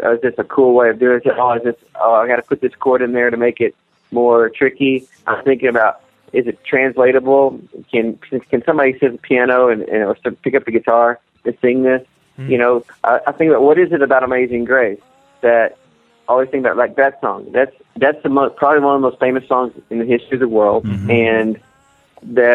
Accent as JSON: {"language": "English", "region": "Texas", "country": "United States", "tie": "born or raised there", "said": "I grew up in Texas"}